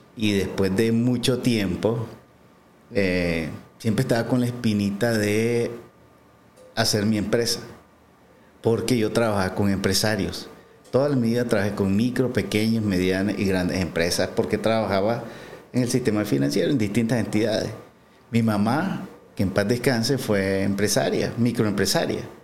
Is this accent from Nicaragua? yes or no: yes; San Marcos, Carazo, Nicaragua; moved away as an adult; soy de Carazo, eh, nací en San Marcos, ahí viví un montón de tiempo, me trasladé hace, hace poco para acá